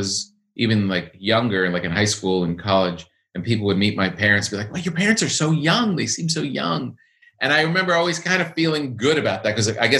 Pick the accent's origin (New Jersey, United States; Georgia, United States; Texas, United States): New Jersey, United States; Park Ridge; born or raised there; also born or lived in Passaic, New Jersey